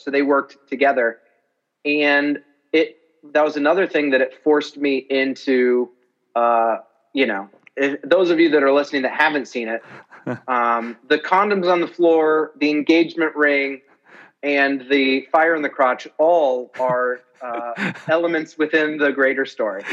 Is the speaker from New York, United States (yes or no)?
yes; New York, United States; I'm from New York and I'm a comedian